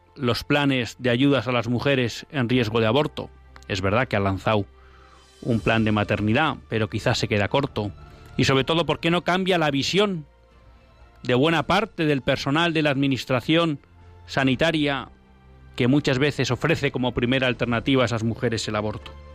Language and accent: Spanish; Basque-speaking homeland, Basque Country, Spain; yo no manejo la, la, lengua de mi tierra, una de las lenguas de mi tierra, el otro es el castellano, pero el vascuence no lo manejo bien